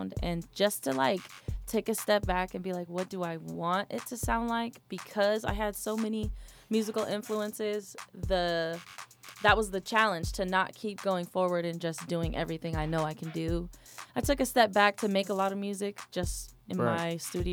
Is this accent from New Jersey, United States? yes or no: no; Sacramento, California, United States; now in Atlanta, United States; I am originally from Sacramento, California